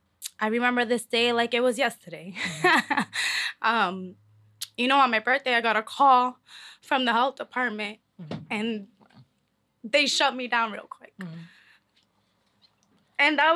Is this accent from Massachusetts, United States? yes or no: yes; Lowell, Massachusetts, United States; You love your city. I'm from Lowell, Mass.